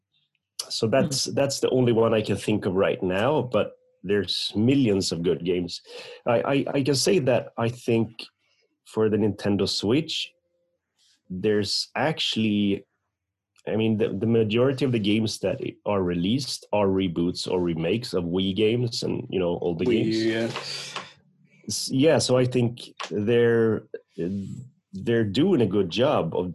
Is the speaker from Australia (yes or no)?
no; Sweden; I'm from Sweden.